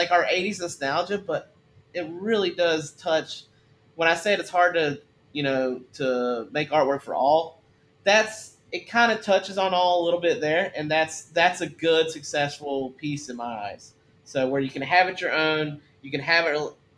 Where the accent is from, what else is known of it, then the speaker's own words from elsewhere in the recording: the South, United States; I grew up in the South too. I'm a Southern guy.